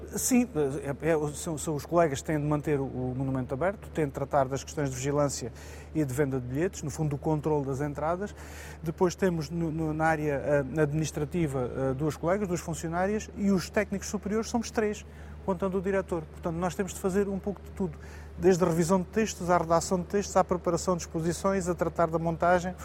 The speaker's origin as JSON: {"language": "Portuguese", "town": "Moura", "region": "Alentejo", "country": "Portugal", "tie": "born or raised there", "said": "ter sido presidente da Câmara Municipal de Moura, da minha terra"}